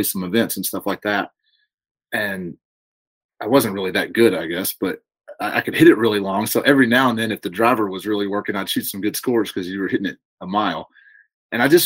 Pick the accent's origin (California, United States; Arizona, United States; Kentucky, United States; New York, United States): Kentucky, United States; Horse Cave; also born or lived in Louisville, Kentucky; a childhood we grew up in Horse Cave, Kentucky, down in Hart County